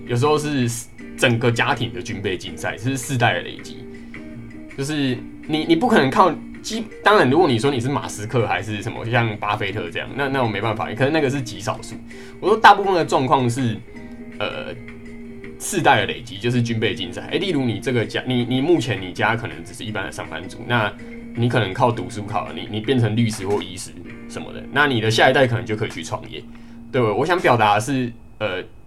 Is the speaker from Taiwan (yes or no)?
yes; Kaohsiung, Taiwan; moved away as an adult; 回去，呃，家乡，因为我是， 我是高雄人